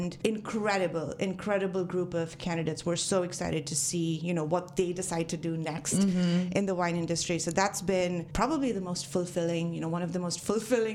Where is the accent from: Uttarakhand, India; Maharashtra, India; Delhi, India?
Maharashtra, India; Mumbai; moved away as an adult; also born or lived in Napa Valley, United States; now in Napa, United States; I'm born and raised in Mumbai.